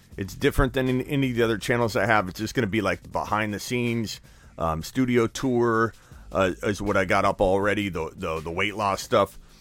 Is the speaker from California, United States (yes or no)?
no; Arizona, United States; This is in my hometown. This is my team, the Arizona Cardinals